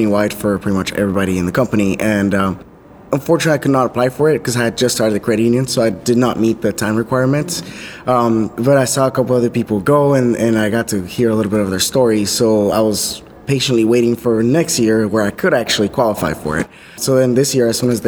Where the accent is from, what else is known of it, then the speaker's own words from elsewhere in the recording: Arizona, United States; I'm from Arizona.